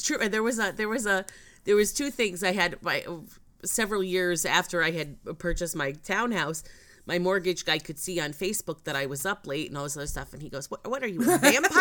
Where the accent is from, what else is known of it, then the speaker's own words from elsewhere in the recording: Connecticut, United States; I'm from Connecticut